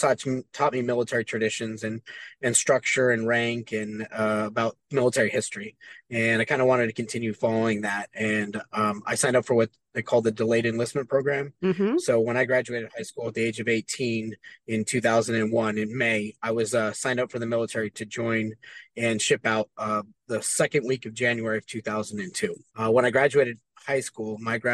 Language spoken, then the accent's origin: English; Hesperia, California, United States; I grew up in Southern California in a small little town called Hesperia.